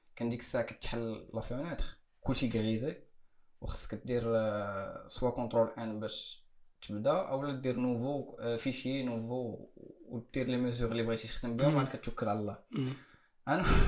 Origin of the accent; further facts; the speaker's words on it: Morocco; في المغرب كاين شي حاجة بعدا على ليبوك اللي كنت انا كنقرا فيها